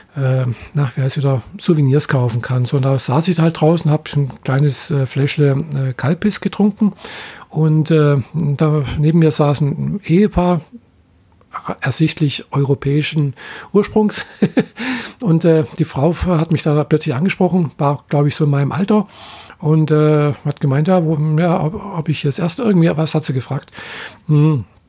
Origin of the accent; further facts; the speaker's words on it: Germany; bei uns in Deutschland